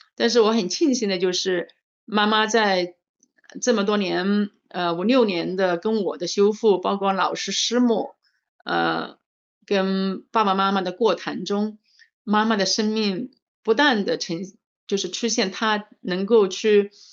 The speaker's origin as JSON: {"language": "Chinese", "town": "Changsha", "region": "Hunan", "country": "China", "said": "我是来自，呃，中国湖南长沙的"}